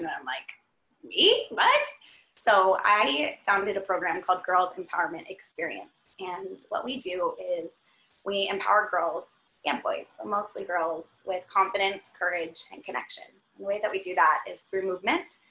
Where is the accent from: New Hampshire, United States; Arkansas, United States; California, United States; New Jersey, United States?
California, United States; Redondo Beach; I grew up in Redondo Beach, California